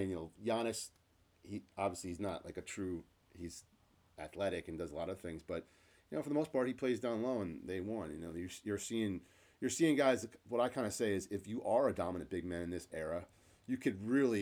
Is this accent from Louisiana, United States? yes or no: no; New York, United States; I'm from New York State